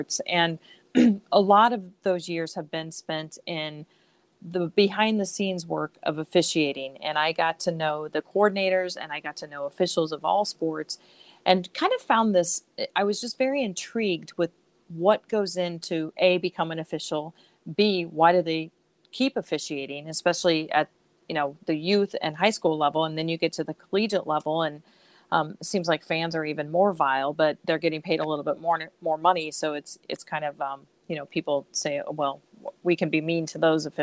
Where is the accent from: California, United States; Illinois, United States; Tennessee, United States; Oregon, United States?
Illinois, United States; Central; moved away as an adult; also born or lived in Chicago; When I grew up in Central Illinois and moved to Chicago in 1990